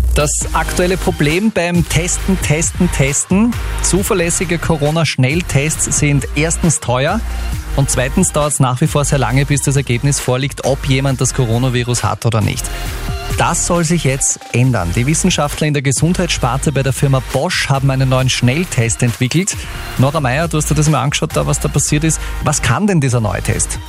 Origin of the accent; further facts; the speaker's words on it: Upper Austria, Austria; bei uns in Oberösterreich